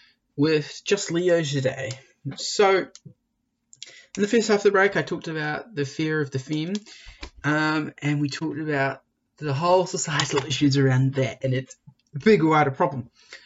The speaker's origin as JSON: {"language": "English", "town": "Dunedin", "region": "Otago", "country": "New Zealand", "tie": "born or raised there", "said": "Dunedin's my hometown and I'm proud of it."}